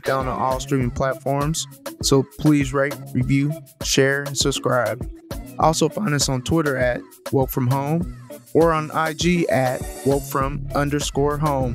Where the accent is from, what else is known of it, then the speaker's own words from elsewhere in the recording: Nigeria; now in Texas, United States; I'm Nigerian.